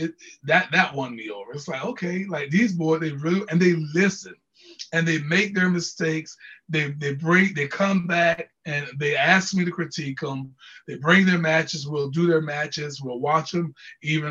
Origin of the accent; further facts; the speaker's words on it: Jacksonville, Florida, United States; I'm from Jacksonville.